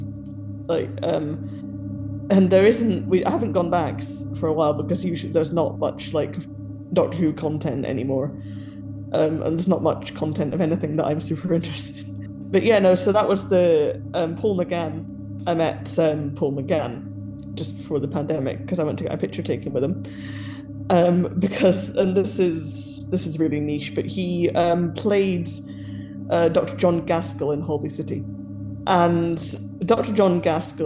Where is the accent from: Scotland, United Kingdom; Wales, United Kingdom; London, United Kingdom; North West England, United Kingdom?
Scotland, United Kingdom; Aberdeen; now in Brussels, Belgium; I am from Aberdeen originally. And for audio, he's celebrating the fact that I'm Scottish